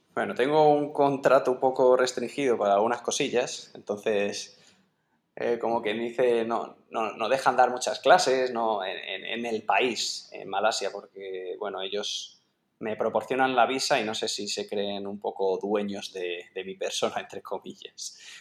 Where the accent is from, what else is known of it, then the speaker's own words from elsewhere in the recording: Sepúlveda, Castile and León, Spain; su pueblo, en, Sepúlveda, que este, en Segovia, que vamos, estoy orgullosísimo de, que también sea mi pueblo